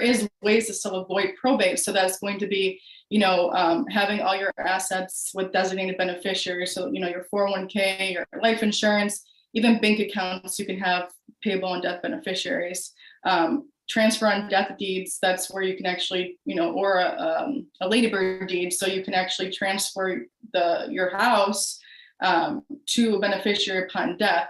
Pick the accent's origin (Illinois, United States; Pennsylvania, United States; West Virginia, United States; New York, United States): New York, United States; Buffalo; moved away as an adult; also born or lived in Florida; now in Houston, United States; I am originally from Buffalo, New York, upstate New York, um, and I moved down to Florida where I went to law school